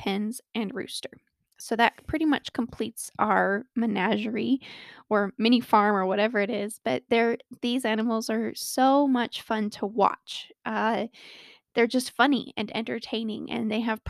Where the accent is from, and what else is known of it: Colorado, United States; born or raised there